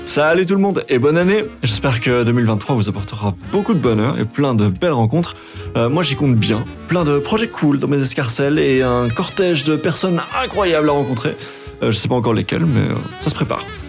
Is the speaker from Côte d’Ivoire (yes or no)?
no; Brussels-Capital Region, Belgium; quand on est bruxellois